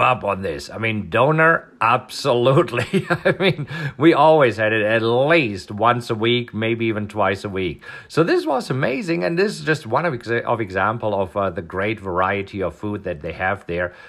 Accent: Germany; moved away; this is food that I grew up on in Germany

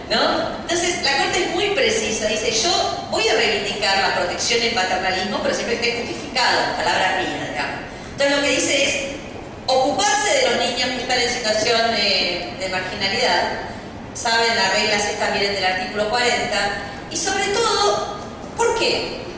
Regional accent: Argentina

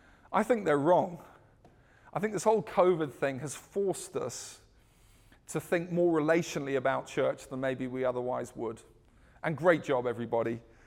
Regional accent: South Africa; also born or lived in United Kingdom; I'm South African and British blended. We don't play American football.

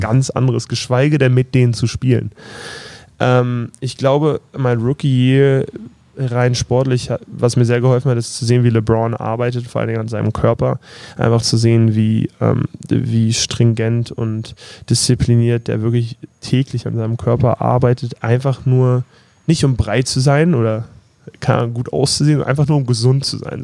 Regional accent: Berlin, Germany; moved away; ich komme aus Berlin, Prenzlauer Berg

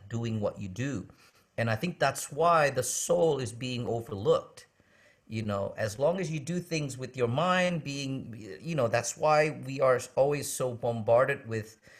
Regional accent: United States; moved away as an adult; also born or lived in Indonesia; growing up in America

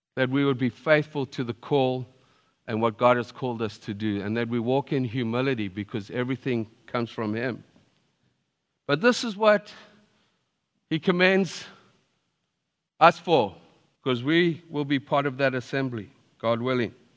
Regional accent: Zimbabwe; I was born in Zimbabwe

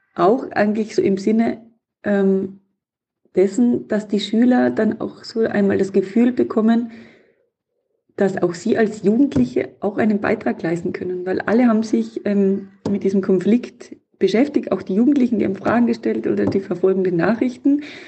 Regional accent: Tyrol, Austria; in meiner Heimatregion in Tirol

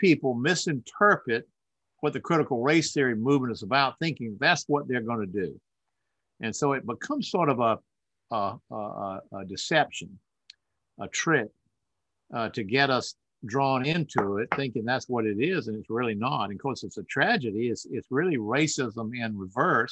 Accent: the South, United States; I'm a Southerner, I'm from the South

